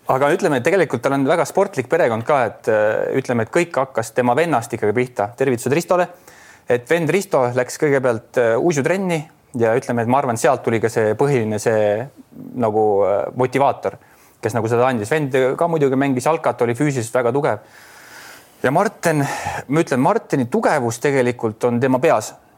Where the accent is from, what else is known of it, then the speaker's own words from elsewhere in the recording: Adavere, Jõgeva County, Estonia; oleme ikkagi Adaverest tulnud koos